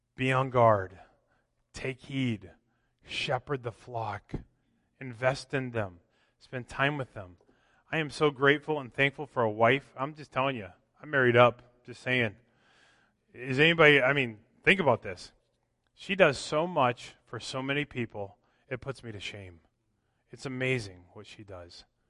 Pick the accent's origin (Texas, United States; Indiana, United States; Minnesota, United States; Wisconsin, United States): Minnesota, United States; moved away; growing up in Minnesota